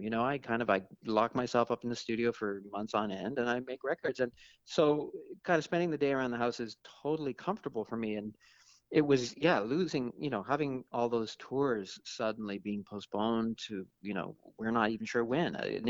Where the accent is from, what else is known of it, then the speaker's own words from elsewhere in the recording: Toronto, Ontario, Canada; I mean, I have to admit, when I was a kid in the 70s growing up in Toronto, it was a bit boring.